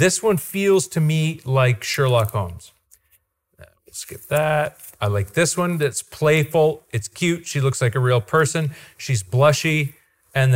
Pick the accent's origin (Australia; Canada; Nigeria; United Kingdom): Canada; Goderich, Ontario; I'm from Ontario. And he goes, where are you from? And I say, Goderich